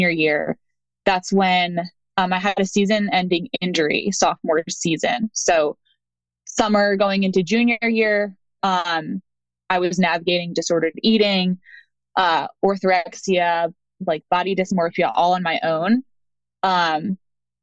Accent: outside of Philadelphia, Pennsylvania, United States; moved away as an adult; also born or lived in Colgate University, New York; now in North Carolina, United States; I was born and raised outside of Philly in Pennsylvania.

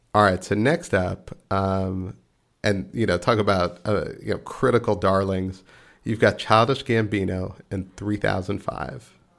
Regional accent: Texas, United States; I'm from Texas

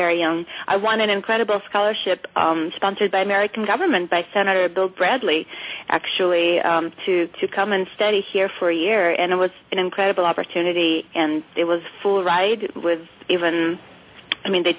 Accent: Moscow, Russia; moved away; I grew up in Moscow in the fall of the Soviet Union

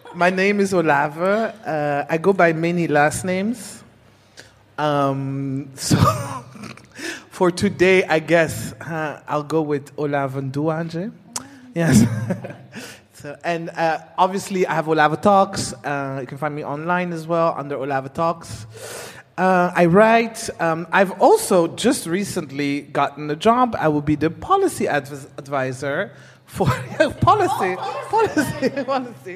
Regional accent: Netherlands; moved away as an adult; also born or lived in Burundi; I was born in Burundi. Mm. I grew up in the Netherlands

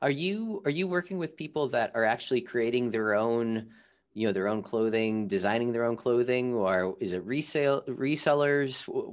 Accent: Ohio, United States; I'm from Ohio.

